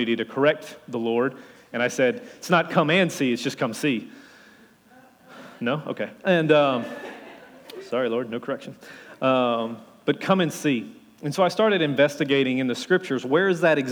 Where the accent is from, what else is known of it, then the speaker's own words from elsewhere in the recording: Louisiana, United States; accent: Cajun; being a Cajun from Louisiana